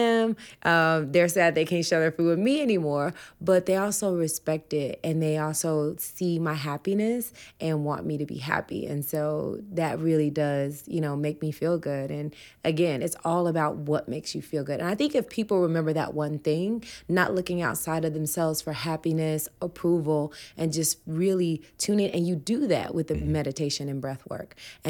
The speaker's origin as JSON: {"language": "English", "region": "the South", "country": "United States", "said": "and I'm from the South, and no one in my family is plant-based"}